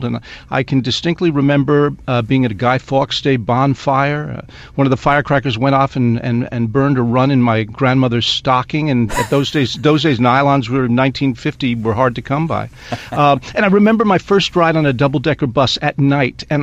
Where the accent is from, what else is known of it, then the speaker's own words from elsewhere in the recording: Long Island, New York, United States; also born or lived in Northwich, Cheshire, England; we're moving to the United States, and we're going to live in a place called Long Island